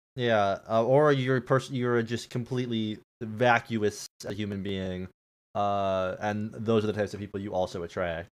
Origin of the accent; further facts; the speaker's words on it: United States; we're American